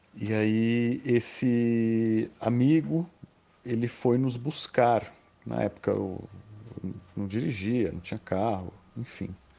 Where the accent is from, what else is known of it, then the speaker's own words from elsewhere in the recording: São Paulo, Brazil; eu sou de São Paulo